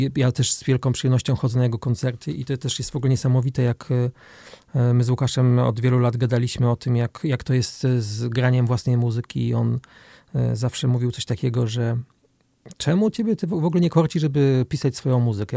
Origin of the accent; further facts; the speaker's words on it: Olsztyn, Warmian-Masurian Voivodeship, Poland; moved away as an adult; also born or lived in Germany; now in Warsaw, Poland; Jestem z Olsztyna, tak. Jestem bardzo, bardzo związany z tym miejscem, chociaż już dłużej w Olsztynie nie mieszkam niż tu mieszkałem, bo, bo rzeczywiście mieszkałem do 19 roku życia